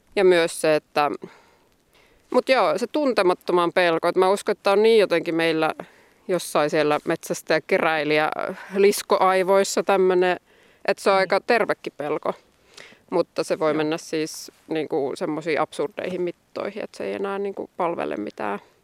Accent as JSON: {"language": "Finnish", "region": "Ostrobothnia", "country": "Finland", "also_born_or_lived": "Joensuu / Tampere", "moved": "yes", "lives_now": "Koli, Finland", "said": "mä itse olen Pohjanmaalta alun perin"}